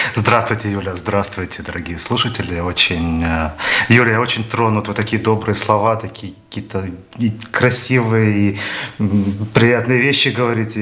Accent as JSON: {"language": "Russian", "town": "Odesa", "region": "Odesa Oblast", "country": "Ukraine", "tie": "born or raised there", "said": "я рос практически на Одесской киностудии"}